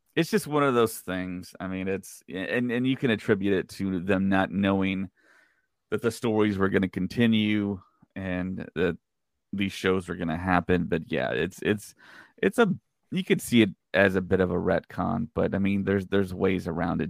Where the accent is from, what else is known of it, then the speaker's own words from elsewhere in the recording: Texas, United States; I'm from Texas